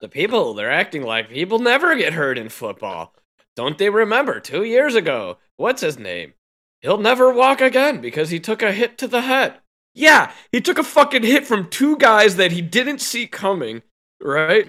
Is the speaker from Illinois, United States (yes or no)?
yes; Chicago, Illinois, United States; I'm born and raised in Chicago.